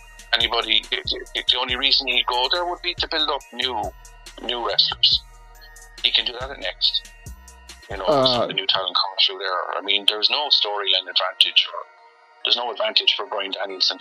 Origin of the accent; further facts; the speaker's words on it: Ireland; I'm from Ireland